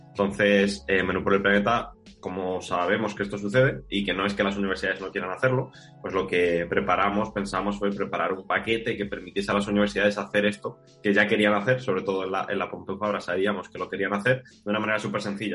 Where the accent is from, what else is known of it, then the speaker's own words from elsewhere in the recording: Málaga, Andalusia, Spain; moved away as an adult; also born or lived in Barcelona; soy de Málaga y me mudo a Barcelona para estudiar el grado.